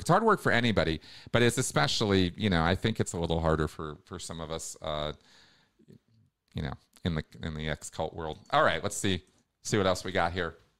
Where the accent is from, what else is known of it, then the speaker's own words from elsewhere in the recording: United States; I grew up in America